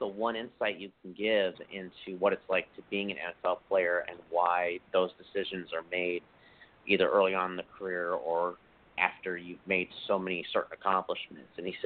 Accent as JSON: {"language": "English", "town": "Seattle", "region": "Washington", "country": "United States", "tie": "born or raised there", "said": "it's my hometown"}